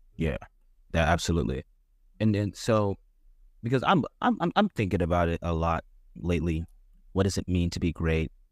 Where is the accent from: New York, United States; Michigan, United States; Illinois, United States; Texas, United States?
Texas, United States; Dallas; where we come from from Dallas